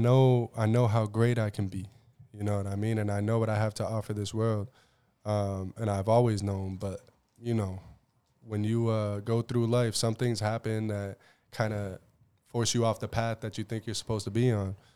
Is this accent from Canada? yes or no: no; Southbridge, Massachusetts, United States; I'm from Southbridge, Massachusetts, you know, and twenty twelve was the last year that they had our old high school